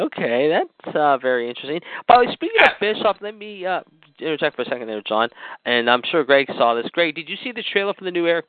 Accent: Pittsburgh, Pennsylvania, United States; my hometown newspaper here in Pittsburgh

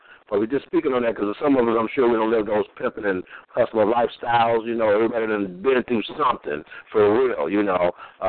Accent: California, United States; born there; But I was really born on Figueroa Road, so I know about all that game.

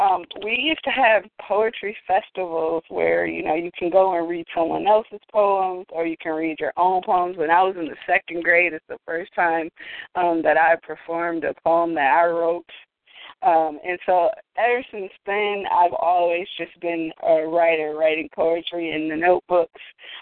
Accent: Michigan, United States; Locally here, where I live, growing up in Michigan

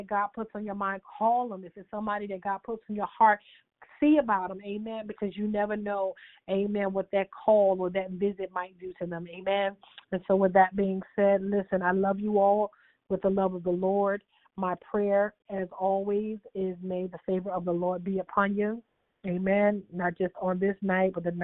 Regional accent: New Jersey, United States; moved away; My New Jersey family, my hometown

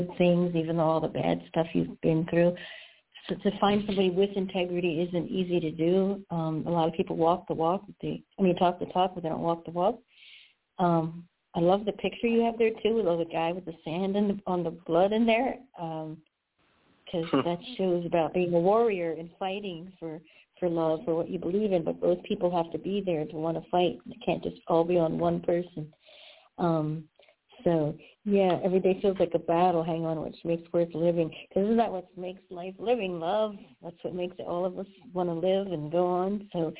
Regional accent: Collingswood, New Jersey, United States; I'm really from Collingswood

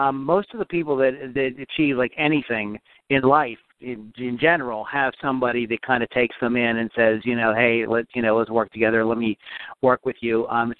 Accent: Western Pennsylvania, United States; we're both from the same area.

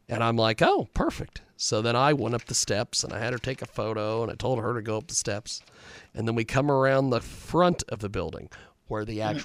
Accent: Kansas, United States; I'm from Kansas

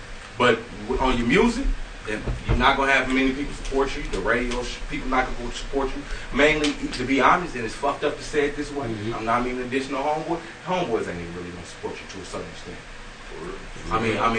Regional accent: Kansas, United States; I'm from Kansas

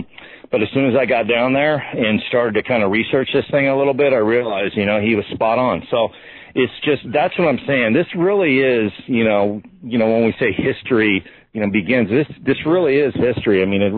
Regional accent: Las Vegas, Nevada, United States; I'm from Vegas

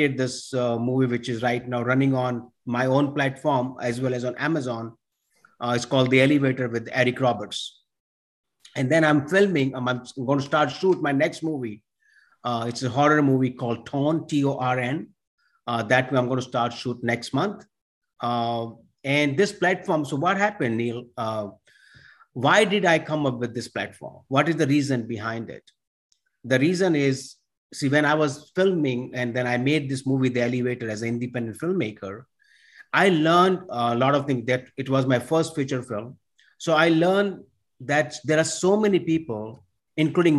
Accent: India; now in New York, United States; I was born and raised in India. I live in New York for many, many years now. I came in this country in 1994

